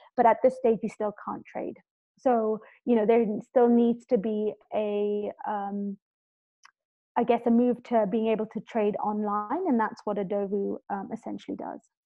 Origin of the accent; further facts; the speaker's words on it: Kenya; also born or lived in London; I'm originally Kenyan, uh, born and raised here, and I went off to London to study